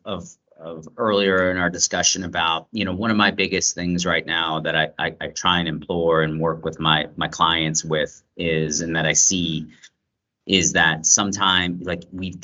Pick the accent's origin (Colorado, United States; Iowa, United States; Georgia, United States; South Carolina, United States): Georgia, United States; Atlanta; I grew up in Atlanta